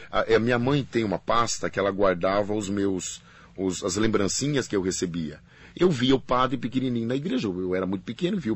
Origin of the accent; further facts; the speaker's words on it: Paraná, Brazil; Não, eu, eu sou paranaense.